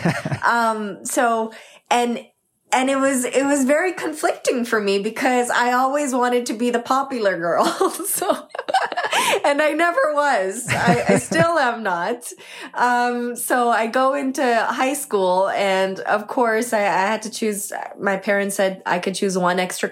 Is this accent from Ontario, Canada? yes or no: yes; Toronto, Ontario, Canada; also born or lived in Markham, Ontario; I grew up in Scarborough, Ontario initially